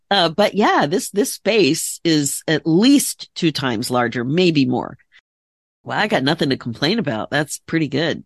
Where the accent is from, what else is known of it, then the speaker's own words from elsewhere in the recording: United States; also born or lived in Philadelphia area, Pennsylvania / Connecticut; I grew up in the Philadelphia area, the Connecticut area